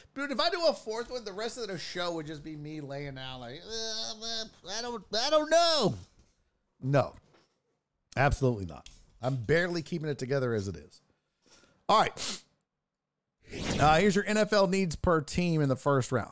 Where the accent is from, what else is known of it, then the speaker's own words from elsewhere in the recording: Texas, United States; I'm from Texas